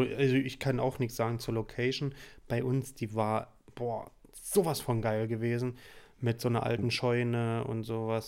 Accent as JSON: {"language": "German", "region": "Saxony", "country": "Germany", "moved": "yes", "lives_now": "Heidelberg, Germany", "said": "ich komme ja auch aus Sachsen ursprünglich"}